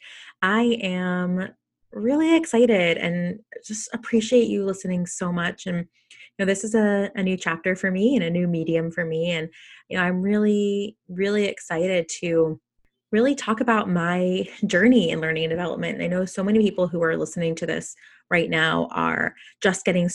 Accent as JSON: {"language": "English", "region": "South Florida", "country": "United States", "tie": "born or raised there", "moved": "yes", "lives_now": "California, United States", "said": "I grew up in South Florida"}